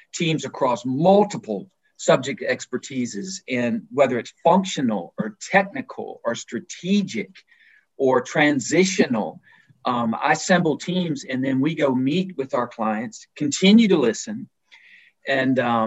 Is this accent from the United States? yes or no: yes; Alabama, United States; moved away as an adult; also born or lived in Virginia, United States / Netherlands; a guy like myself that was born and raised in Virginia, spent most of my formative years in Alabama